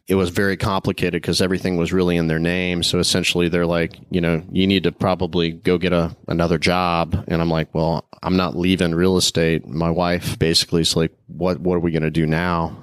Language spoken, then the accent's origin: English; small town in Illinois, United States; moved away as an adult; now in Tampa, United States; growing up there. I had the opportunity to play lots of sports in a small town.